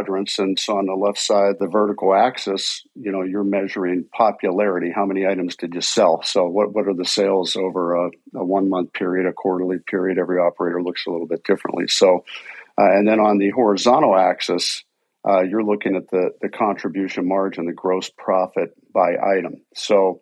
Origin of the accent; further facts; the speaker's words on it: Pittsburgh, Pennsylvania, United States; moved away as an adult; also born or lived in Chicago / Minneapolis-St. Paul; I was born and raised out in Pittsburgh, Pennsylvania